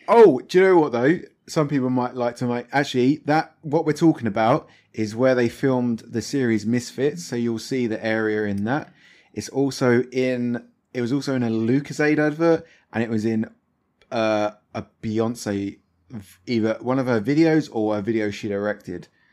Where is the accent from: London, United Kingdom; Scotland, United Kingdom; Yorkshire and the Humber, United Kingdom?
London, United Kingdom; Thamesmead; that's where I grew up